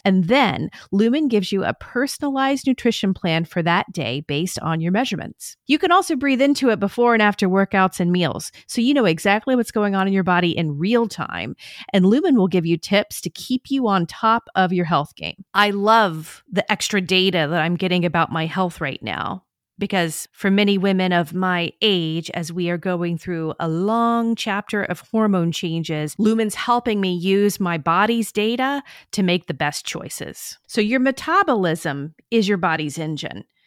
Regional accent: the South, United States; born or raised there

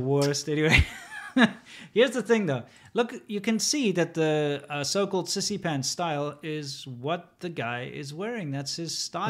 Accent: South Africa; moved away as an adult; also born or lived in China; growing up in my twenty-five years, growing up in South Africa

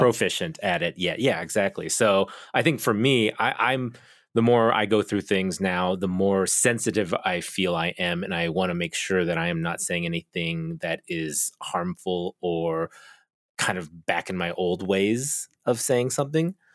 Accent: Oklahoma, United States; also born or lived in Korea; I was raised in Oklahoma, but I'm from Korea

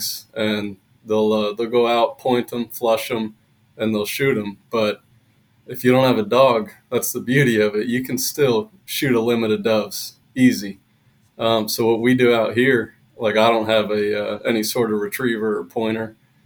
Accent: Pennsylvania, United States; now in Arizona, United States; Pennsylvania, originally

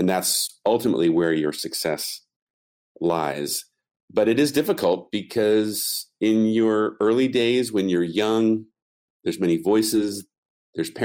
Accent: United States; first language English; being an American, I really only speak English very well

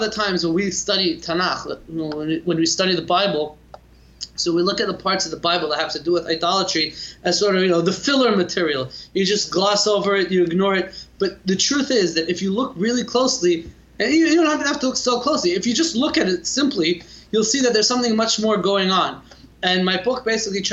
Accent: Los Angeles, California, United States; moved away as an adult; also born or lived in Lakewood, New Jersey; now in Jerusalem, Israel; I grew up in the Valley, if you're familiar with the community in Los Angeles, California, Valley Village, California, North Hollywood

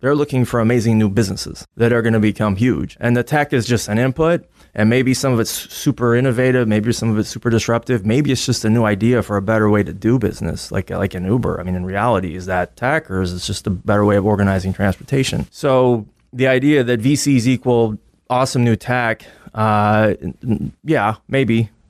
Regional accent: Texas, United States; also born or lived in Army bases; So I grew up on Army bases, and I'm a redneck from West Texas who accidentally ended up on Wall Street doing defense investing.

